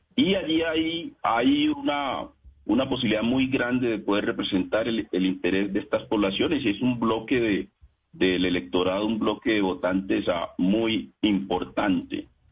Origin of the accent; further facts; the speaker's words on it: Colombia; los que provenimos de la Colombia y de la Colombia olvidada, tanto en el campo como en la ciudad